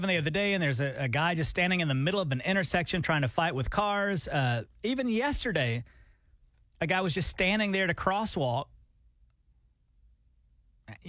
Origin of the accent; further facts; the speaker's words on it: Alabama, United States; now in Oklahoma, United States; I'm from Alabama.